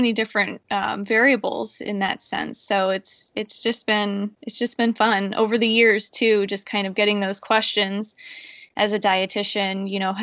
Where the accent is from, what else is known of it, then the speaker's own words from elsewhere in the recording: Northeast Ohio, United States; moved away as an adult; also born or lived in South Florida; I'm from Northeast Ohio, born and raised.